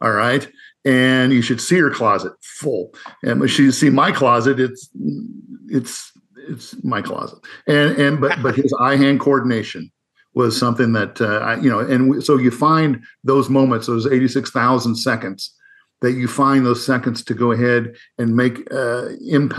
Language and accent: English; Northern Iowa, United States; I grew up in Northern Iowa